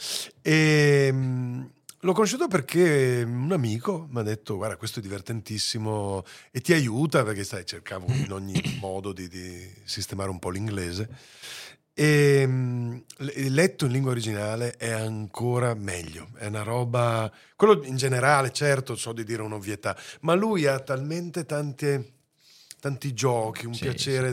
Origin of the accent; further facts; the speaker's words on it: Veneto, Italy; moved away; l'amore verso la mia terra